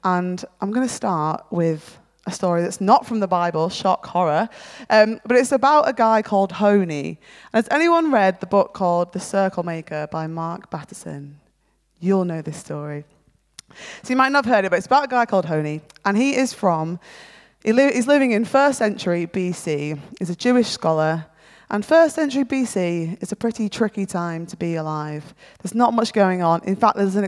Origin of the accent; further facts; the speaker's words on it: near Manchester, North West England, United Kingdom; moved away as an adult; also born or lived in Feltham, London; Caveat the accent, I'm actually from near Manchester originally.